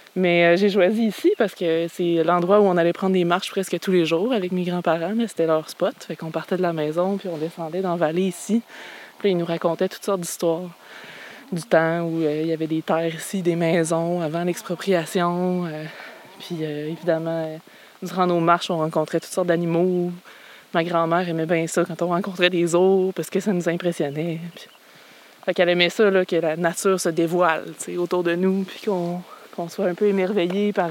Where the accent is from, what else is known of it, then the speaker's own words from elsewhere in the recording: Quebec City, Quebec, Canada; moved away as an adult; also born or lived in Anse-au-Griffon, Quebec; now in Gaspé, Canada; je suis née à Québec